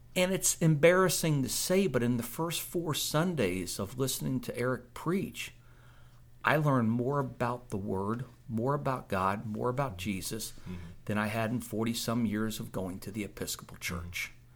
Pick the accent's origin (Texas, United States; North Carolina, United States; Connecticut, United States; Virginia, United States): Virginia, United States; Springfield; I grew up in Springfield, Virginia, which was right outside Washington, D.C.